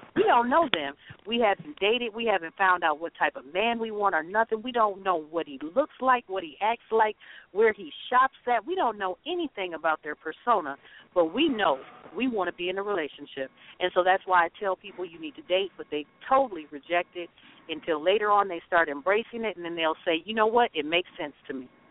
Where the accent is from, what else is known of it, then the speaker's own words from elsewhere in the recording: the South, United States; now in Twin Cities, United States; we're from the South.